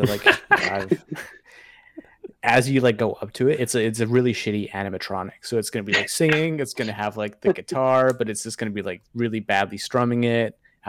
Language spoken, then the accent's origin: English; Canada; a Canadian